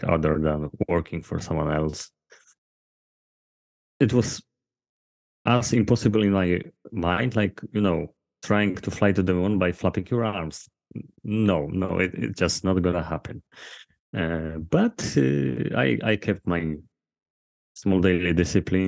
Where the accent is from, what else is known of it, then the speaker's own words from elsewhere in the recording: Poland; I'm from Poland